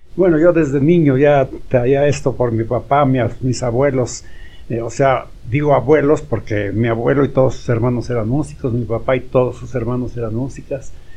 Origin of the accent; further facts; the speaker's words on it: Tultepec, State of Mexico, Mexico; moved away; logré salir de mi pueblo, que es Tultepec, Estado de México, el municipio de Tultepec